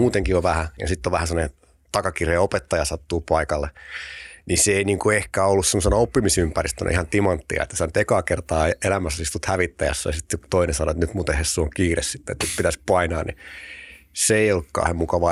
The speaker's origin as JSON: {"language": "Finnish", "town": "Tampere", "region": "Pirkanmaa", "country": "Finland", "tie": "born or raised there", "also_born_or_lived": "Riihimäki", "said": "mä oon syntynyt Tampereella, sitten semmoinen musta hetki, mä asunut Riihimäellä nuoruuden, mutta sitten sit, mä en kerro koskaan kenellekään, mutta sit mä oon syntynyt Tampereella ja asunut Tampereella"}